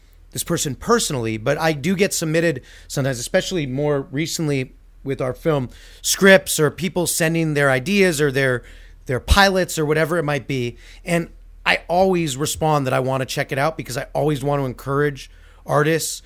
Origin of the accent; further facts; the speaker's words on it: Canada; also born or lived in United States; I'm Canadian